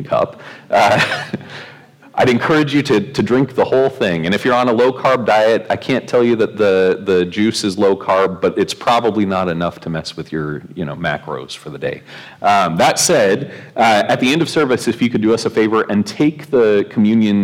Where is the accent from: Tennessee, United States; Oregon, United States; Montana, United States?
Oregon, United States; growing up in Oregon